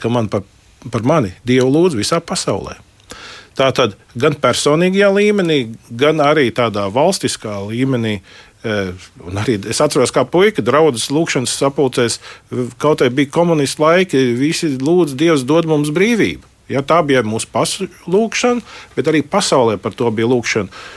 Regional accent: Latvia; es esmu no Latvijas, no bijušās Padomju Savienības

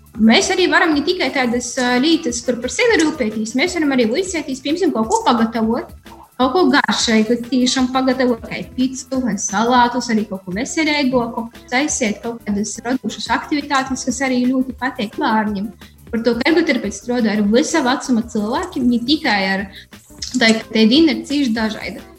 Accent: Rušenica, Riebiņi municipality, Latgale, Latvia; esmu no Rušelnas, Rībaņu novads

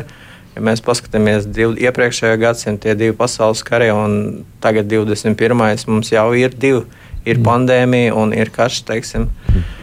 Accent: Lielvārde, Ogre Municipality, Latvia; Galu galā es atceros, es bērnībā dzīvoju Lielvārdē.

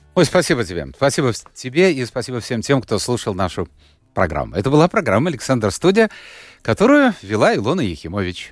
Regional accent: Latvia; начальная школа была четыре года. Я учился в латышской, а потом перевели в русскую

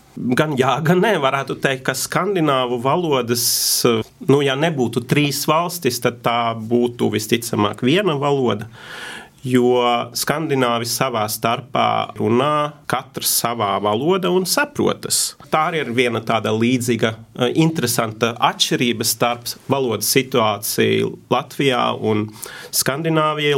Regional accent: Norway; Latvian is a second language; es esmu no Norvēģijas

